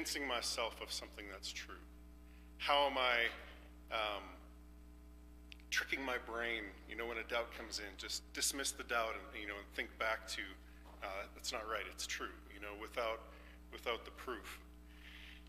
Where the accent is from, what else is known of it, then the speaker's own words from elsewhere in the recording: Canada; moved away; I'm from Canada. We do farming